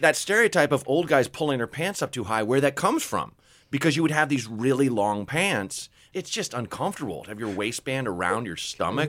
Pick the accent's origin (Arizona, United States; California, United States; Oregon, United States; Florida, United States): Oregon, United States; Portland; I grew up in Portland, Oregon